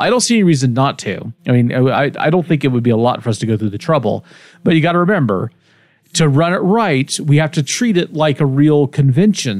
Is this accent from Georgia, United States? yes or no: no; Kansas, United States; also born or lived in El Dorado, Kansas; I grew up in Kansas mostly